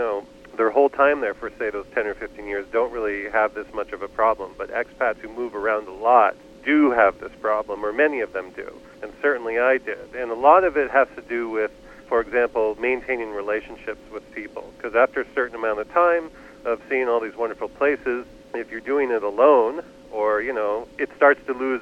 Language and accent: English; Vermont, United States; moved away as an adult; also born or lived in Turkey; I grew up in Vermont